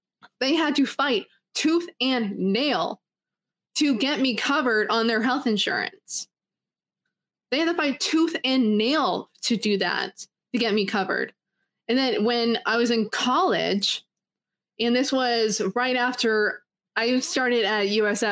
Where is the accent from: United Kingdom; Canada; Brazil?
Canada; I was born in Canada